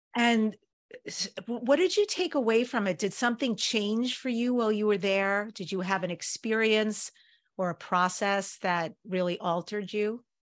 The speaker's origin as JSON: {"language": "English", "region": "New York", "country": "United States", "moved": "yes", "lives_now": "California, United States", "said": "I'm originally from New York."}